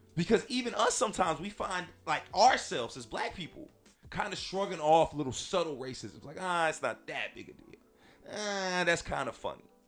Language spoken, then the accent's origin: English; Northern California, United States; I grew up in Northern California